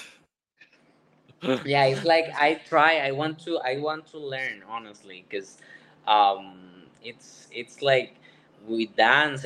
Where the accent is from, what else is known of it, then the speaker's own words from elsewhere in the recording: San José, Costa Rica; moved away as an adult; now in Florida, United States; I was born in San Jose, in the capital, in Costa Rica